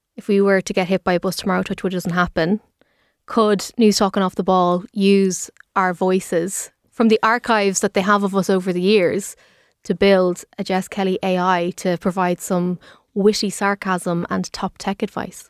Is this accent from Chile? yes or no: no; Dublin, Leinster, Ireland; I'm from Dublin